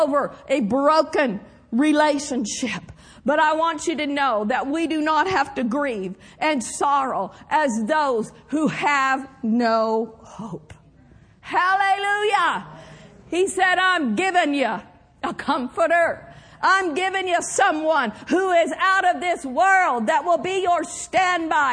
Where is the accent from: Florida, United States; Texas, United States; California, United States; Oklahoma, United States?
Oklahoma, United States; Skedee; the church that I grew up in Skeedy, Oklahoma